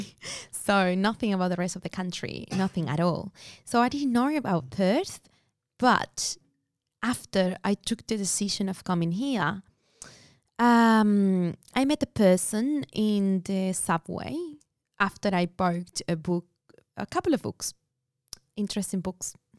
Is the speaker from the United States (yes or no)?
no; Buenos Aires, Argentina; moved away as an adult; now in Australia; I was born in Buenos Aires, Argentina.